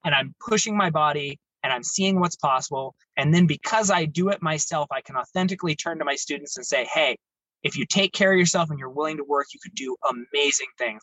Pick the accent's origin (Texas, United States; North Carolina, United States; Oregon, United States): Oregon, United States; Baker City; also born or lived in Salem, Oregon; I grew up in Baker City, Oregon